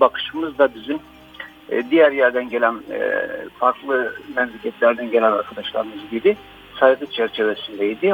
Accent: Konya, Turkey; also born or lived in Istanbul; biz, e, tabii Konya'dayız şu anda, Konyalıyız.

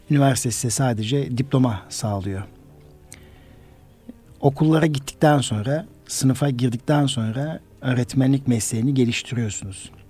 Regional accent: Karaman, Karaman Province, Turkey; moved away as an adult; also born or lived in Konya / Ankara / Kayseri; 1969 Karaman doğumluyum. Karaman İmam Lisesi mezunuyum.

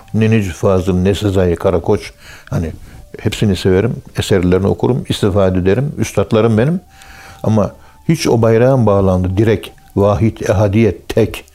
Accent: Turkey

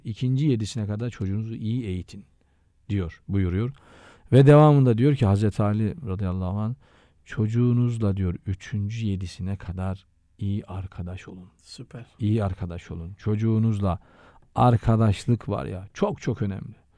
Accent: Şalpazarı, Trabzon, Turkey; moved away as an adult; also born or lived in Vakfıkebir / Istanbul; Ben aslen Şalpazarlıyım.

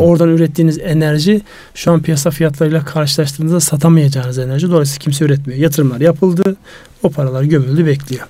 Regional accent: Turkey; moved away; Benim memleketime kar yağmaz oldu ya. Kars Ardahan

